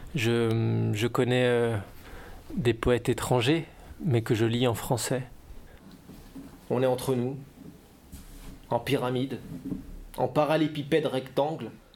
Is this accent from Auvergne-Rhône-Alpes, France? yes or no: no; Dijon, Bourgogne-Franche-Comté, France; now in Lyon, France; J'habite à Lyon. Je viens de Dijon.